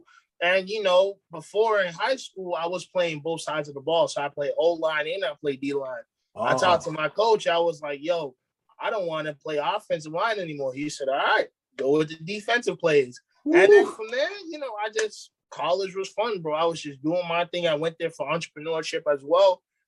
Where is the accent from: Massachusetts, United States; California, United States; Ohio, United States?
Massachusetts, United States; Boston; moved away as an adult; now in Atlanta, United States; I'm from Boston, Massachusetts. I just moved out to Atlanta in October.